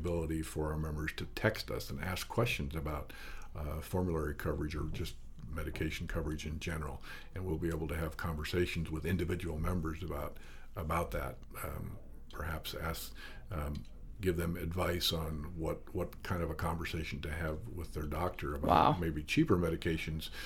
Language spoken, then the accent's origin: English; South Dakota, United States; moved away as an adult; now in Montana, United States; I grew up in South Dakota, but moved to Montana during my college years